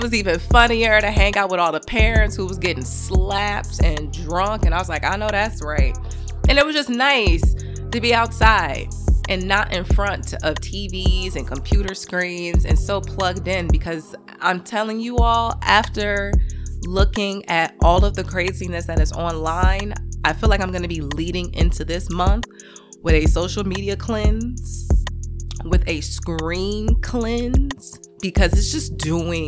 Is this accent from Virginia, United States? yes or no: no; Chicago, Illinois, United States; I'm a Midwesterner, because I'm from Chicago